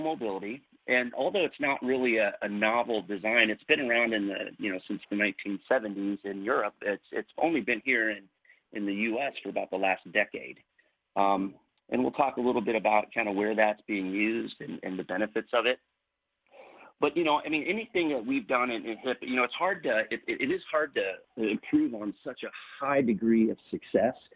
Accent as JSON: {"language": "English", "region": "Northern Indiana", "country": "United States", "tie": "born or raised there", "also_born_or_lived": "Kansas City, Missouri / Warsaw, Indiana", "said": "I grew up in Northern Indiana."}